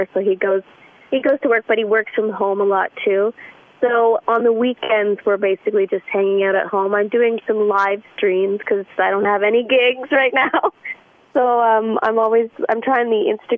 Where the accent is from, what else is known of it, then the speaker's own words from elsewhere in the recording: Ottawa, Ontario, Canada; my hometown, Ottawa